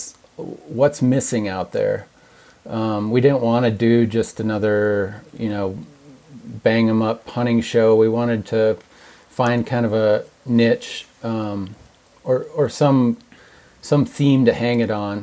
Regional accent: Minnesota, United States; now in Montana, United States; I grew up in Minnesota, the son of a very avid hunter

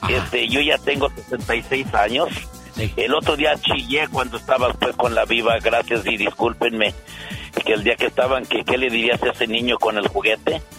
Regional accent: Unión de San Antonio, Jalisco, Mexico; allí yo soy de Unión de San Antonio Jalisco un lado de Lagos de Moreno Jalisco

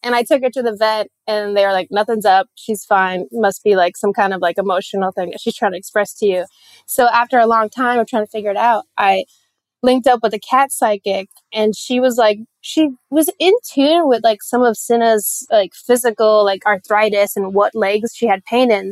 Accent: Puerto Rico; moved away; I'm from Puerto Rico

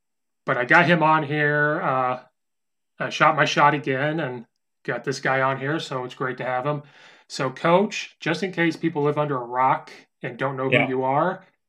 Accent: Oakwood, Illinois, United States; growing up in Oakwood, you know, right by Danville, I knew, like, a small town

